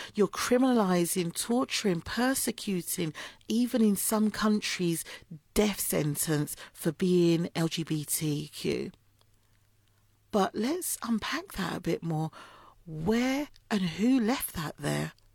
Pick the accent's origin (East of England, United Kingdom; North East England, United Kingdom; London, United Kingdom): London, United Kingdom; I'm from Islington